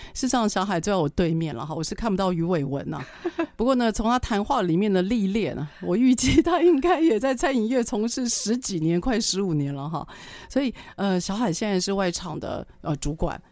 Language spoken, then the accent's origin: Chinese; Taiwan; 我们台湾人